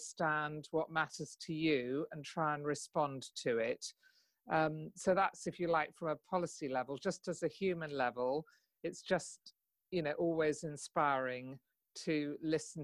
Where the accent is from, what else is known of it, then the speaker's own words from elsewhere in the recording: Kent, South East England, United Kingdom; also born or lived in London; I grew up in Kent, really. I was born in London, but I grew up in Kent.